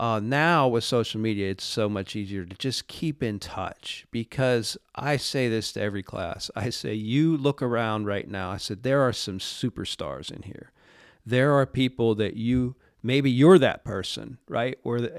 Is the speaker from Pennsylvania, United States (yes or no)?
yes; Pittsburgh, Pennsylvania, United States; Well, you know, I grew up in Pittsburgh, and when I was growing up, the Penguins were not very good.